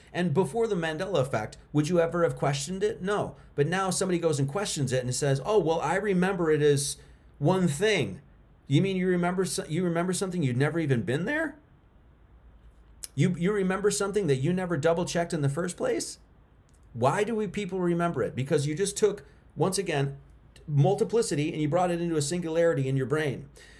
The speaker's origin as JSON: {"language": "English", "region": "New York", "country": "United States", "said": "I'm from New York."}